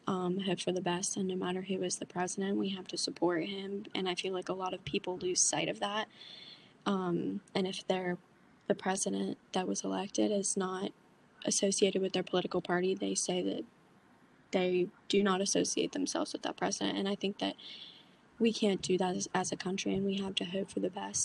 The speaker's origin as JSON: {"language": "English", "town": "Frostburg", "region": "Maryland", "country": "United States", "said": "I'm from Frostburg, Maryland, and I am a senior at Mountain Ridge High School."}